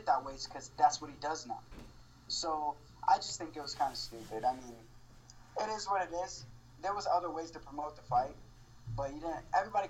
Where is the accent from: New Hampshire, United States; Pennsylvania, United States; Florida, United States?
Florida, United States; Miami; born there; I was born in Miami. And then I got adopted from there, from my great mom and dad now.